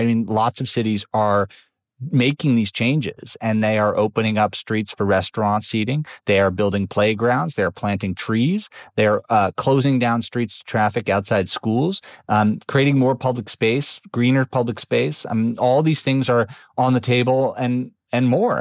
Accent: New York City, New York, United States; I grew up in New York City, which used to be full of parking lots in the 1970s and 80s

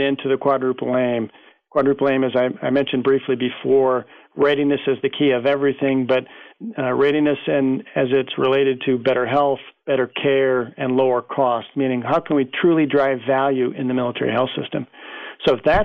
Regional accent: United States; as an American

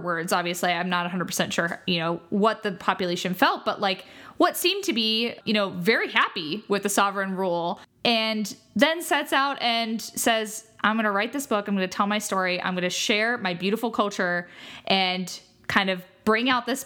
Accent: United States; as an American

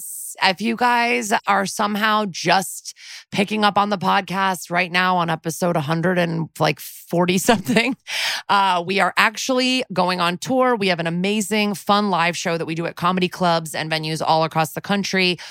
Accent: Connecticut, United States; I'm from Connecticut

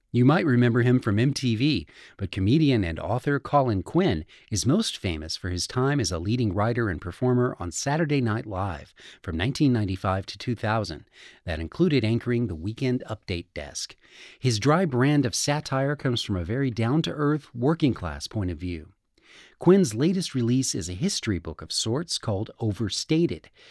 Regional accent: Texas, United States; my home state of Texas

